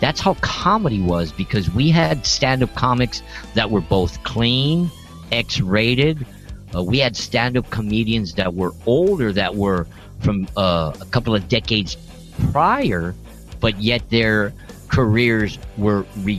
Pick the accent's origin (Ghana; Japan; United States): United States; Boston, Massachusetts; now in Los Angeles, United States; You know, like I said, I'm from Boston. You know, and it's like I like beer.